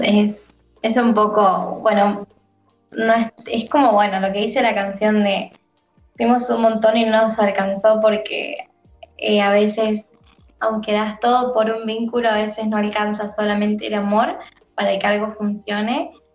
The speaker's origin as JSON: {"language": "Spanish", "region": "San Luis", "country": "Argentina", "said": "soy de San Luis, la ciudad de San Luis, de Argentina"}